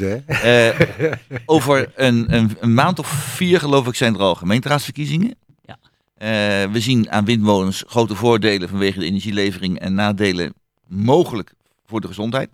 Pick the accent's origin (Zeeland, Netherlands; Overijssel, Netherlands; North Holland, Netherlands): Overijssel, Netherlands; Hengelo; als klein kind vroeger in de mhm. stad waar ik geboren ben